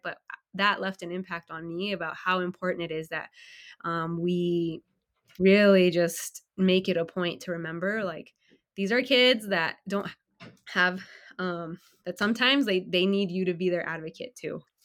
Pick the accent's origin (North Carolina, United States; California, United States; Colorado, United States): California, United States; also born or lived in Illinois; I moved from Illinois back home to California